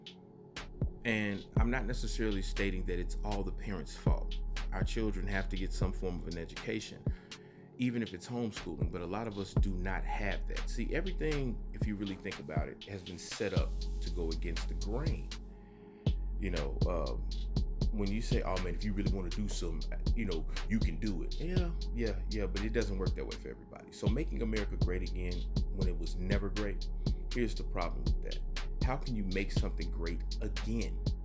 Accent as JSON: {"language": "English", "region": "the South", "country": "United States", "tie": "born or raised there", "said": "I was born in the South. I was raised in the South."}